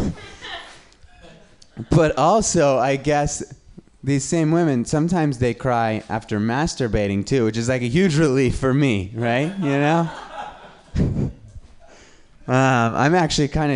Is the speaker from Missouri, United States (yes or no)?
no; Reno, Nevada, United States; I'm from Reno, Nevada.